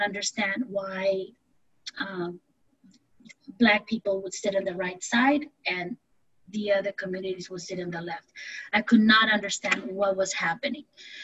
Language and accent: English; Honduras; moved away; in Honduras and all Latin America, we don't think we have seven continents